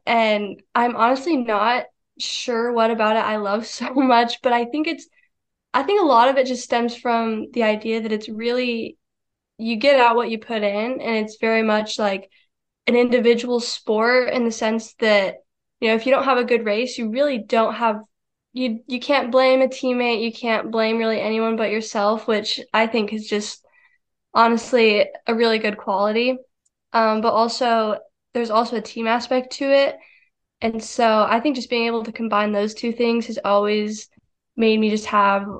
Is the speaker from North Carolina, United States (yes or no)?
no; Rawlins, Wyoming, United States; moved away as an adult; now in Fayetteville, United States; I'm from Wyoming, and I'm just born and raised in Wyoming, lived there my whole life, there in Rawlins, and now I currently attend the University of Arkansas here in Fayetteville, Arkansas.